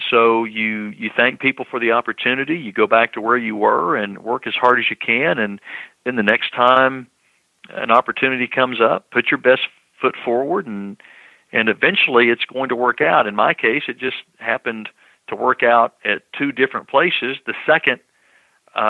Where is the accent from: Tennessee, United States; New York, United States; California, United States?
Tennessee, United States; Knoxville; moved away; growing up in Knoxville in Tennessee, right next door to North Carolina